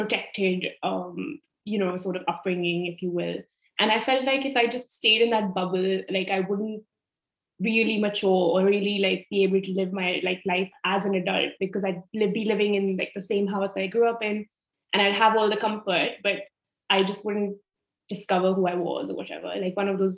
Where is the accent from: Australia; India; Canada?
India; Delhi; moved away as an adult; also born or lived in Italy; I was born and I grew up in Delhi.